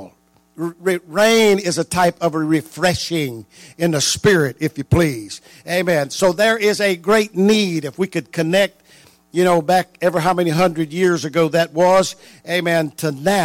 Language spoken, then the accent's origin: English; North Louisiana, United States; moved away; I was raised in North Louisiana, and you know, 32 years of my life